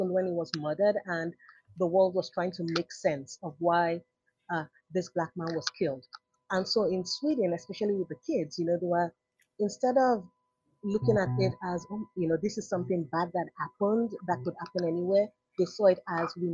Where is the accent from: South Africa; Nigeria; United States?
Nigeria; moved away; growing up in Nigeria